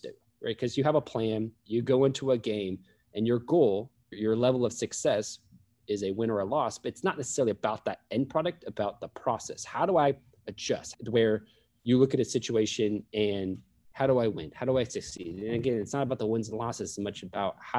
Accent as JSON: {"language": "English", "town": "Sacramento", "region": "California", "country": "United States", "tie": "born or raised there", "said": "I grew up in Sacramento"}